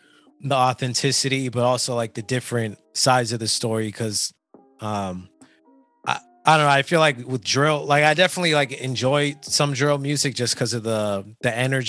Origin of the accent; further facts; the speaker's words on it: California, United States; I'm from California.